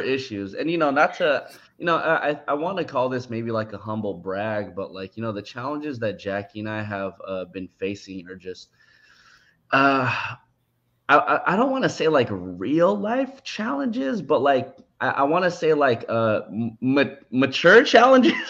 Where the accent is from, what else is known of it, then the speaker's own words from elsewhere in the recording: San Francisco, California, United States; also born or lived in Daly City; I'm from San Francisco, but my parents' current house is in Daly City